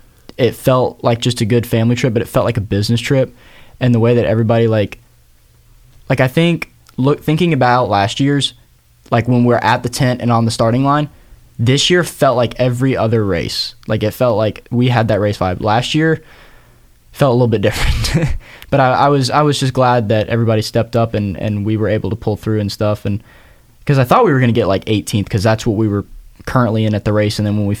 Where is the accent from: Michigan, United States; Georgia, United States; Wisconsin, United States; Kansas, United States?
Georgia, United States; We're all from Georgia. We're all a bunch of Georgia boys doing this.